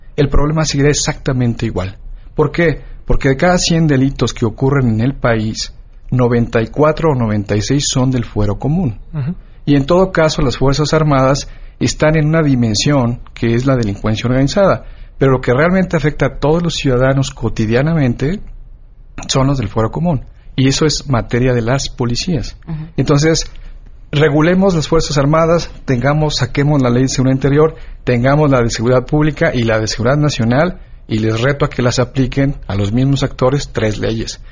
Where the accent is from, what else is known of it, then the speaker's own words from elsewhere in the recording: Michoacán, Mexico; yo soy de Michoacán